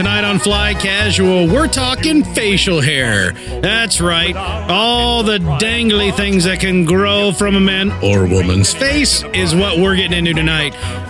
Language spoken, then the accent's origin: English; Springfield, Ohio, United States; moved away; my hometown, Springfield, Ohio.